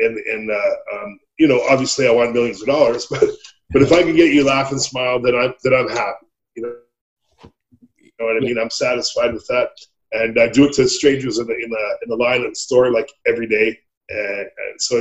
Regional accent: Red Deer, Calgary, Alberta, Canada; I grew up in Red Deer in Calgary. I grew up in Alberta. I'm an Alberta boy.

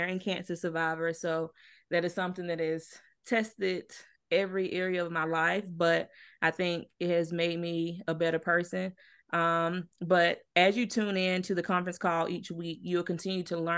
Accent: Clinton, South Carolina, United States; moved away as an adult; also born or lived in Laurens, South Carolina; now in Charlotte, United States; I'm from South Carolina as well. I was born in Lawrence

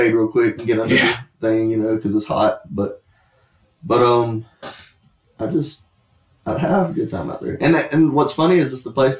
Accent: Kingsland, Georgia, United States; I am from Kingsland, Georgia. I don't know anyone in your area.

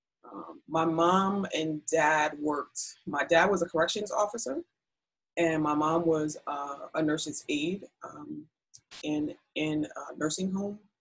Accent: New York City, New York, United States; we grew up in Brooklyn, East New York

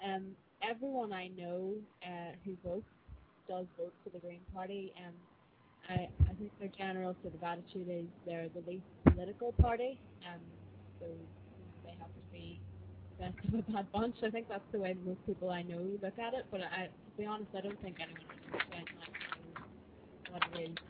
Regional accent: Northern Ireland, United Kingdom; I'm from Northern Ireland

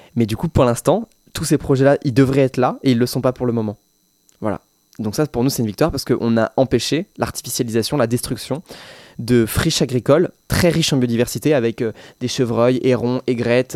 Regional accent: Loir-et-Cher, Centre-Val de Loire, France; also born or lived in Tours; je suis du Loir-et-Cher

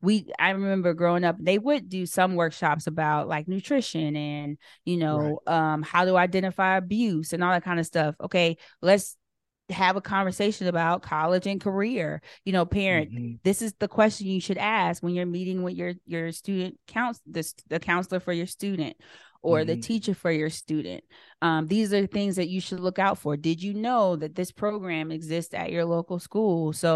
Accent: Lawrenceville, Virginia, United States; But I think back to where I grew up in Lawrenceville, Virginia.

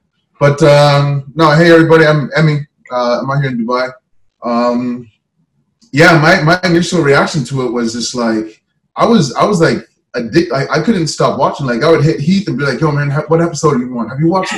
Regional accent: Canada; I grew up in Canada.

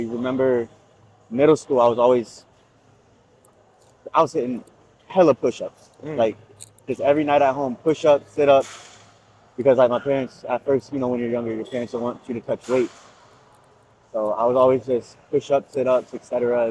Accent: Gainesville, Florida, United States; born and raised in Gainesville, Florida.

